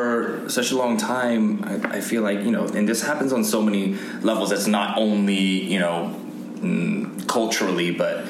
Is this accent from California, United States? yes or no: yes; Fullerton, California, United States; also born or lived in Toronto, Canada; I was born in Toronto, but I grew up in Southern California in Orange County. In the great city of Fullerton.